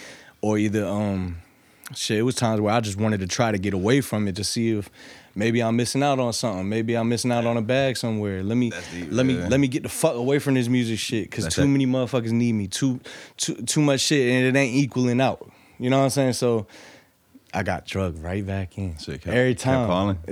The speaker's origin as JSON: {"language": "English", "town": "Norfolk", "region": "Virginia", "country": "United States", "said": "Yeah, I'm from Norfolk."}